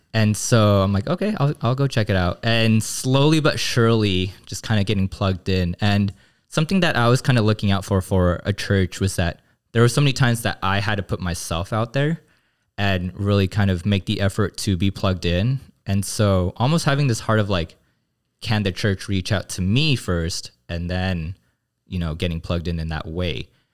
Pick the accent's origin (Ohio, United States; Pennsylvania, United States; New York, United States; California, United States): California, United States; Glendale; I grew up in the Korean American Christian church, um, my home church in Glendale.